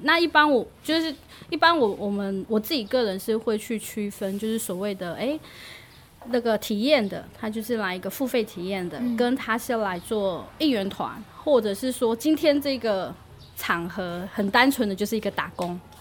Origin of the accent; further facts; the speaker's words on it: Miaoli County, Taiwan; now in Yilan, Taiwan; 我自己是，本身是苗栗长大的